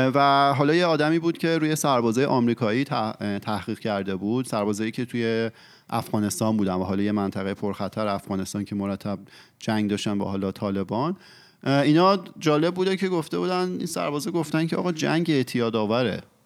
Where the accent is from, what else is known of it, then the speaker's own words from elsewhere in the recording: Iran; ما که ایرانی هستیم